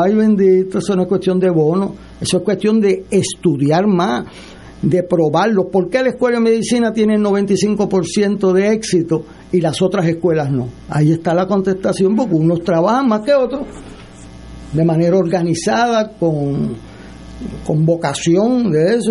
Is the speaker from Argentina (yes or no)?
no; Puerto Rico; como puertorriqueño